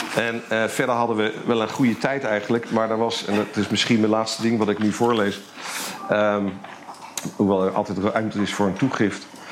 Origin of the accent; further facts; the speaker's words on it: Eindhoven, North Brabant, Netherlands; moved away as an adult; also born or lived in Amsterdam; in Eindhoven, waar ik geboren ben, waar ik bij mijn ouders nog woonde